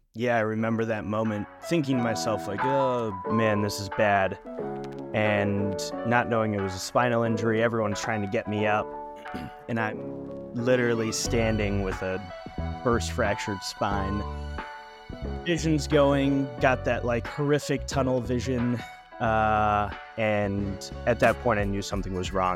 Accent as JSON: {"language": "English", "town": "Lake Arrowhead", "region": "California", "country": "United States", "tie": "born or raised there", "said": "my hometown in Southern California in Lake Arrowhead"}